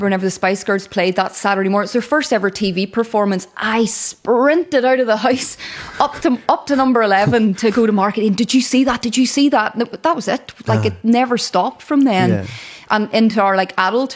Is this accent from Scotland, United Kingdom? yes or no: no; Maghera, Northern Ireland, United Kingdom; I grew up in Mahara, and it was safe because that's where family was